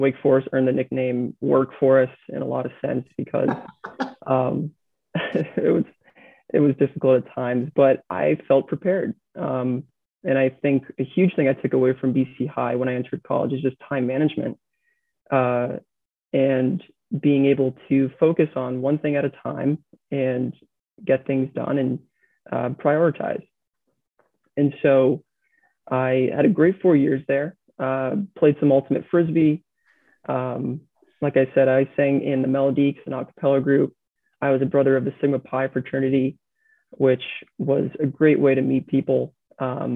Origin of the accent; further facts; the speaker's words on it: New England, United States; I was born and raised in New England